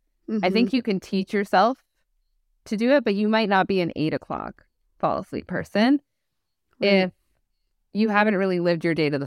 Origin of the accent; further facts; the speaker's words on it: Canada; We're Canadian. We like to put the U.